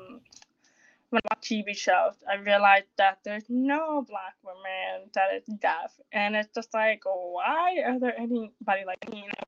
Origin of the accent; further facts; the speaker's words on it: Toronto, Ontario, Canada; I'm from Canada, Toronto